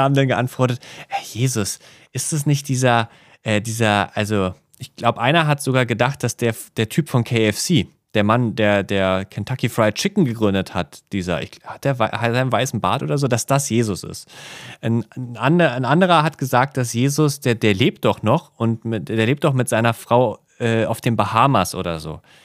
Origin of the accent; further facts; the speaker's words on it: Berlin, Germany; moved away as an adult; now in Tokyo, Japan; ich als Berliner